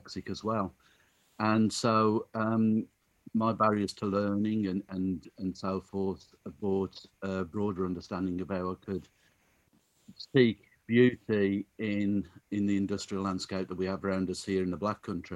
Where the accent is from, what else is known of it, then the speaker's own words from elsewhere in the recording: Black Country, West Midlands, United Kingdom; born and bred Black countryman, not really moved more than a couple of miles away from where I was born